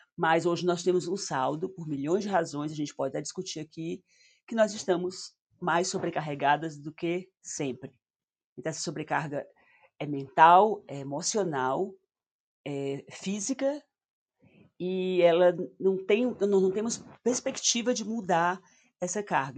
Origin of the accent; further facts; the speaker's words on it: Northeast Region, Brazil; accent: nordestina; meu sotaque de nordestina